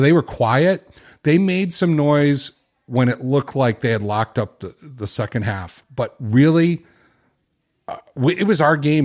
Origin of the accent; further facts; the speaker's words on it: Chicago, Illinois, United States; I'm from Chicago